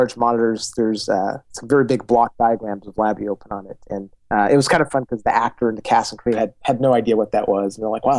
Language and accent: English; Argentina; moved away; I grew up in Argentina, where, I lived during a period of hyperinflation down there